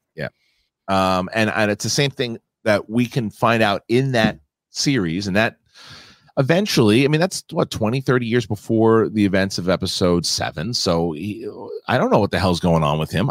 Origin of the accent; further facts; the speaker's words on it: Darwin, Northern Territory, Australia; Darwin, Northern Ter-, Territory, Australia, which is my hometown